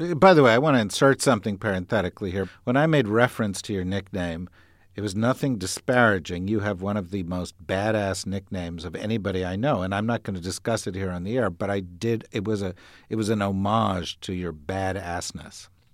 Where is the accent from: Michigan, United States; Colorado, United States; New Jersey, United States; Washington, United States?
New Jersey, United States; I grew up in New Jersey